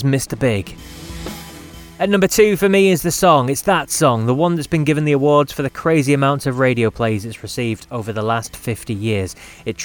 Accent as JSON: {"language": "English", "country": "United Kingdom", "said": "being British"}